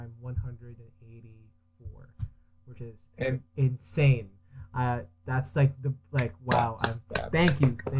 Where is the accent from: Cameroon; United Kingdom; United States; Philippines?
Philippines; now in Canada; I grew up in the Philippines